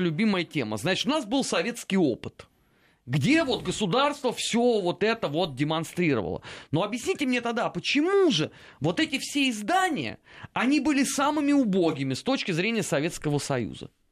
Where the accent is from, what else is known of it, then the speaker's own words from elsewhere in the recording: Moscow, Russia; я родился и вырос э, в Москве, причем даже не в первом поколении